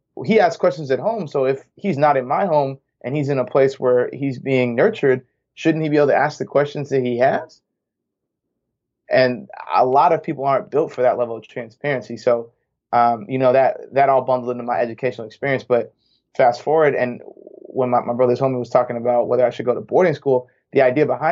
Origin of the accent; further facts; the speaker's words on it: New Hampshire, United States; moved away as an adult; also born or lived in St. Louis / Bay Area; I am born and raised in New Hampshire